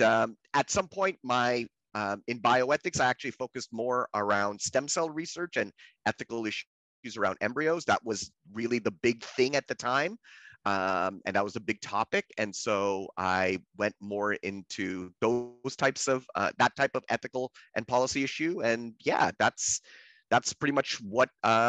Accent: Canada; I'm Canadian by birth

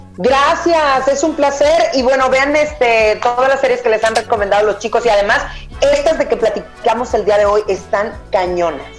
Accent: Mexico; como mexicanos

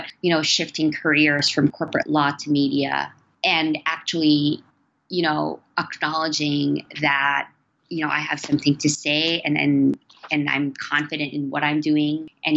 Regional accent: Philippines; So I'm Filipino. I was born and raised in the Philippines

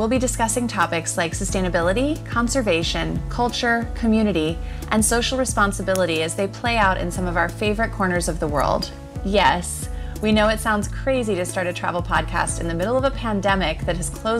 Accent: Atlanta, Georgia, United States; moved away as an adult; also born or lived in Boston / Los Angeles / Australia; I grew up in Atlanta and went to school in Boston, but I always felt I belonged in California. So I moved

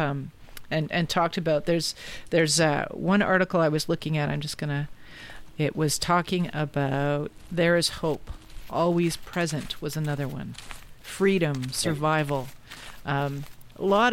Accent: Canada; as a Canadian

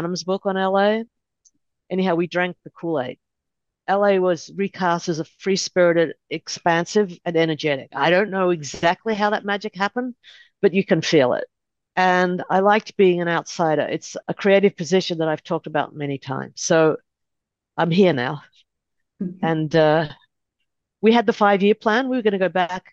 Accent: Melbourne, Victoria, Australia; moved away as an adult; now in Los Angeles, United States; I grew up in Australia, first generation Australian

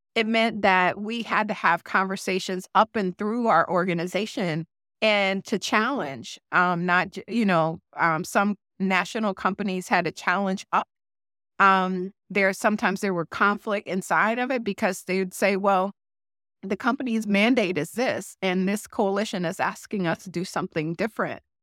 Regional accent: Detroit, Michigan, United States; moved away as an adult; now in Twin Cities, United States; Detroit is my hometown

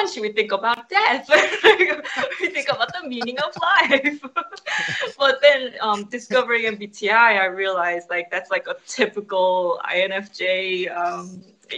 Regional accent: New Jersey, United States; also born or lived in New York; Since I am from New Jersey, where people are quite ordinary and they're hardworking

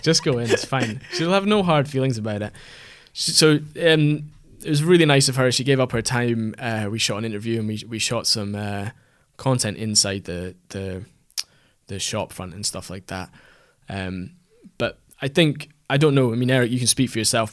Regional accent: Aberdeenshire, Scotland, United Kingdom; moved away; we're both from the Aberdeenshire area originally

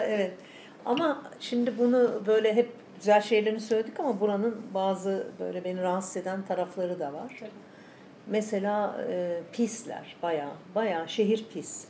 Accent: Istanbul, Turkey; moved away as an adult; also born or lived in Ankara; now in Thessaloniki, Greece; ben doğma büyüme e, İstanbulluyum.

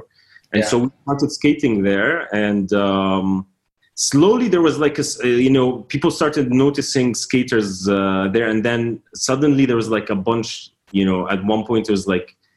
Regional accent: Doha, Qatar; moved away; also born or lived in Amman, Jordan; So I was born in Doha, Qatar, and this is where I grew up for a little bit, and then we moved to Amman.

